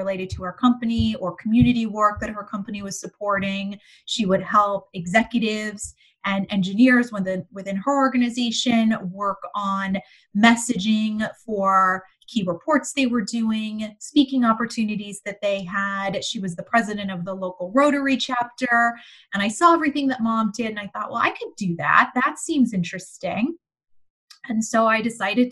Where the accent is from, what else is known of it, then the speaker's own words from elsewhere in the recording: Bakersfield, California, United States; moved away as an adult; also born or lived in Los Angeles / Miami / New York; now in Washington, D.C., United States; I grew up in Bakersfield, California, which is about 90 miles north